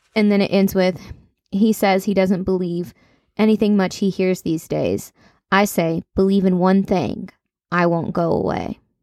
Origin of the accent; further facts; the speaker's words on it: Kentucky, United States; accent: country; I'm from Kentucky